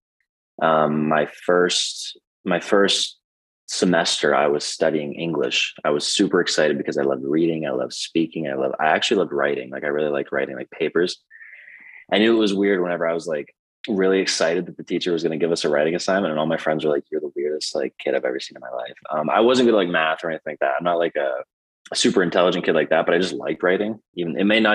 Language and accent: English; Emporium, Pennsylvania, United States; moved away as an adult; also born or lived in Pittsburgh, Pennsylvania; now in San Francisco, United States; I'm from a very small town, Emporium, Pennsylvania